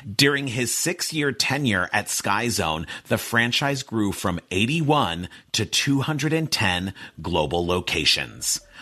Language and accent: English; Pasadena, California, United States; I grew up in Pasadena. I went to a college prep school where I went to school from being five years old to 18 years old